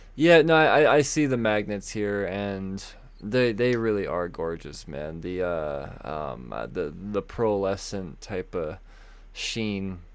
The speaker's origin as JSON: {"language": "English", "country": "United States", "said": "We're American humans"}